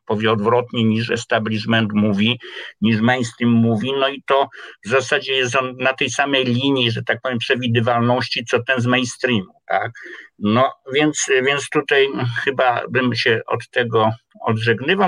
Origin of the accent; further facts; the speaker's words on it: Kraków, Lesser Poland, Poland; Urodziłem się w Krakowie y, na ulicy Kanoniczej, no i wędrowałem w różne miejsca krakowskie